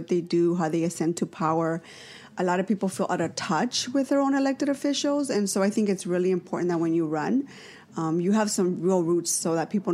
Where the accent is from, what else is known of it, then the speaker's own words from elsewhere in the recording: Los Angeles, California, United States; also born or lived in North Hollywood / Sun Valley; I'm a Valley girl, born and raised in the Valley. I actually grew up in Pacoima.